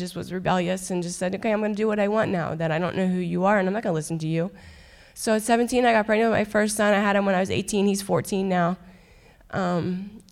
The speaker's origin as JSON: {"language": "English", "town": "Halifax", "region": "Pennsylvania", "country": "United States", "tie": "born or raised there", "said": "I'm originally from Halifax. I grew up in a very broken home"}